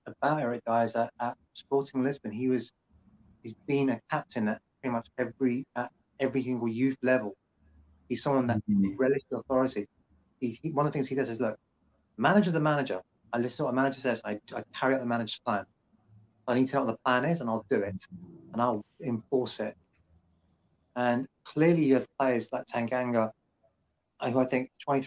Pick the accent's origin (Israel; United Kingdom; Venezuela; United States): United Kingdom; England; as being English